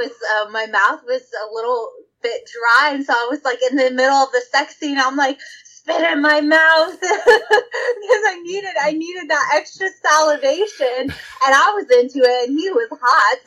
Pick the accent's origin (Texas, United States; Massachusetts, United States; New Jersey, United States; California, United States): Texas, United States; I'm from Texas. I'm from the deep South.